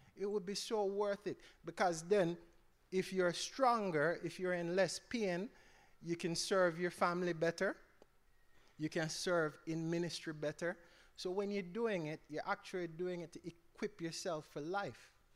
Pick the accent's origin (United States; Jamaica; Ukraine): Jamaica; I grew up, I'm Jamaican, so I grew up in Jamaica.